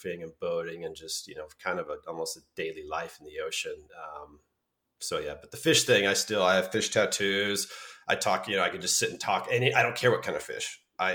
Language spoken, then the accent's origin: English; Santa Cruz, California, United States; growing up in Santa Cruz on the coast